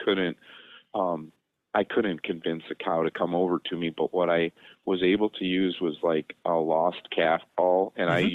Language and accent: English; Illinois, United States; I'm a veterinarian from Illinois